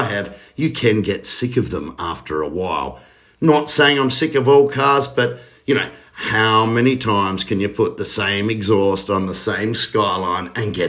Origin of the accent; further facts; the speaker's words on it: Australia; being an Australian